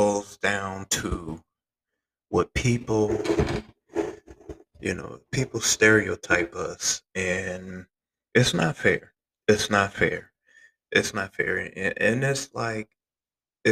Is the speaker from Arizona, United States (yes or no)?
no; Flint, Michigan, United States; I'm from Flint